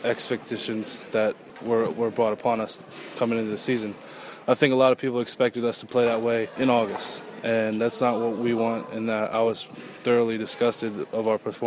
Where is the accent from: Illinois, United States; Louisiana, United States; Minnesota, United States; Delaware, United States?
Delaware, United States; moved away as an adult; now in Gainesville, United States; being from Delaware